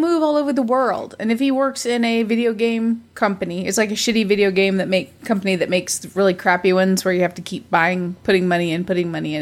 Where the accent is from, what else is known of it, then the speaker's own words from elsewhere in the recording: United States; I'm an American